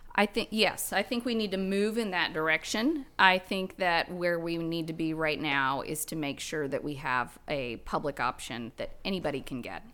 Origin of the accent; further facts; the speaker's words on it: Guthrie, Oklahoma, United States; now in Bentonville, United States; I grew up in Gultry, Oklahoma with nineteen people in my graduating cra-, class